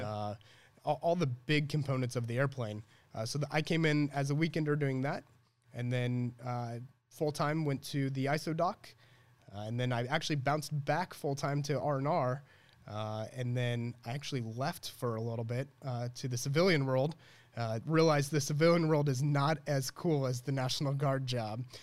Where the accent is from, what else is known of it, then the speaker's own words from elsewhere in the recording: Illinois, United States; also born or lived in Chicago; I really grew up here